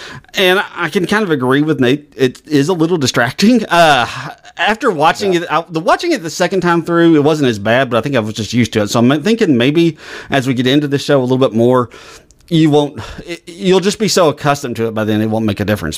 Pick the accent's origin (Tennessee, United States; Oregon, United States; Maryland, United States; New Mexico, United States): Maryland, United States; now in Charleston, United States; I grew up in Maryland, so I'm not totally an expert on Southern accents, but I moved to Charleston, South Carolina about 20 years ago, so I have some experience.